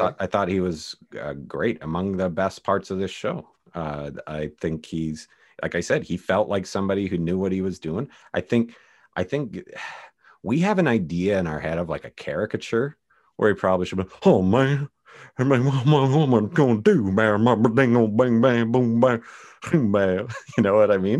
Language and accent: English; Canada; I'm Canadian